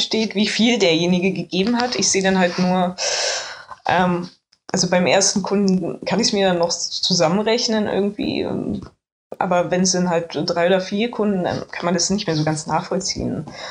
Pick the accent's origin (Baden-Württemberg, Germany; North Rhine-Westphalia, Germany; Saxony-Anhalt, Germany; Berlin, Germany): Berlin, Germany; ich, ich komme aus Reinickendorf